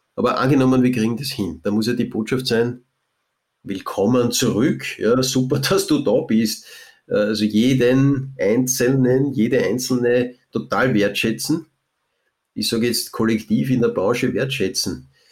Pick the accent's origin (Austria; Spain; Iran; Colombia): Austria; Lower Austria; bei uns in Niederösterreich